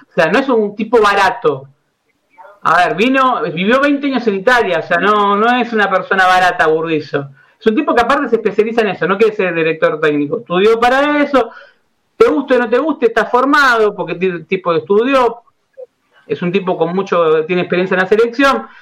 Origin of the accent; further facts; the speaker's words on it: Buenos Aires, Argentina; yo me crié en Boedo